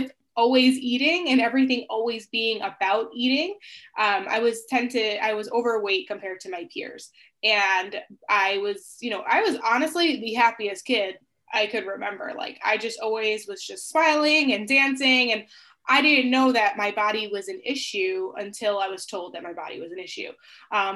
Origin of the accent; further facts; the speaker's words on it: Long Island, New York, United States; I'm from the United States. I live in New York and I grew up on an island. It's called Long Island.